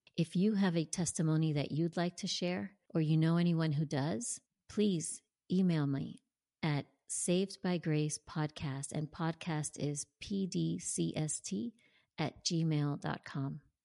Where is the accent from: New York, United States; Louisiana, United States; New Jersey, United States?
New Jersey, United States; born or raised there; moved away as an adult; now in Tampa, United States